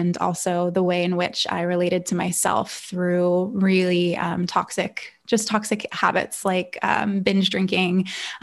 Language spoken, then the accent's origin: English; Calabasas, California, United States; I grew up in Northern LA County, which is pretty affluent. It's Agora Hills, Calabasas area.